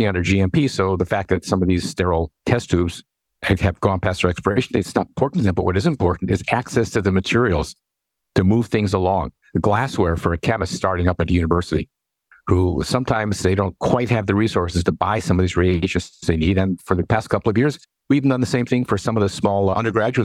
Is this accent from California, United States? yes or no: yes; Los Angeles, California, United States; moved away as an adult; also born or lived in New Orleans, Louisiana / West Point, Pennsylvania; now in Pennsylvania, United States; I am native of California. I was born in Los Angeles, and I did my bachelor's, master's, and PhD at California schools